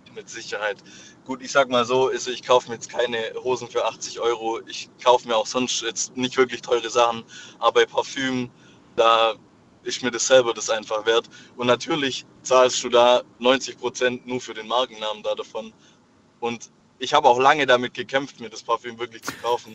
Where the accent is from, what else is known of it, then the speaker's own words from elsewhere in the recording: Swabia, Germany; ich als Schwabe